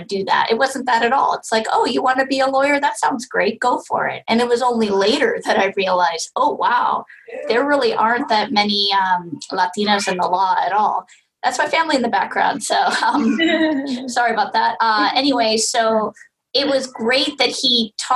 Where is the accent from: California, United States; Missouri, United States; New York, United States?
California, United States; I'm from California